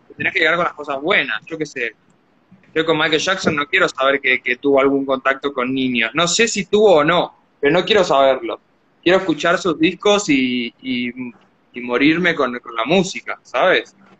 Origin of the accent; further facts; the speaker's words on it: Argentina; soy argentino, soy argentino